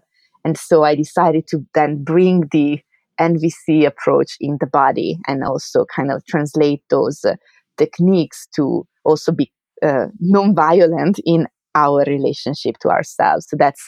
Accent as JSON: {"language": "English", "country": "Italy", "second_language": "English", "moved": "as an adult", "lives_now": "New York, United States", "said": "because I came here from Italy to, you know, to do my research. I was a graduate student when I moved, then I got my PhD here at City College, and then I stayed to work as a postdoc."}